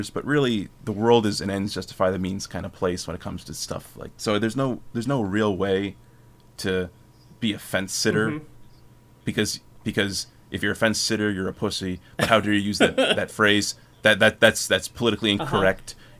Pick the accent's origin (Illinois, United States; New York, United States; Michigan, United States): New York, United States; Schenectady; my hometown